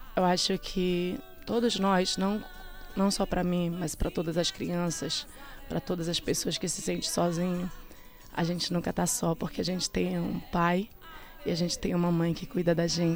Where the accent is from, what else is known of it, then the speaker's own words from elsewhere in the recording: Irituia, Pará, Brazil; also born or lived in Belém, Pará; Os meus avós são de lá, fui criada pelos meus avós